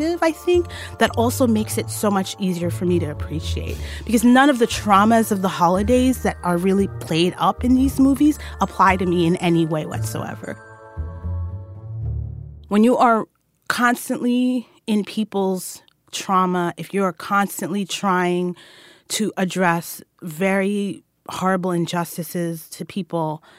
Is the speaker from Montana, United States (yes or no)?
no; New York City, New York, United States; I'm a Black Muslim woman, born and raised in New York City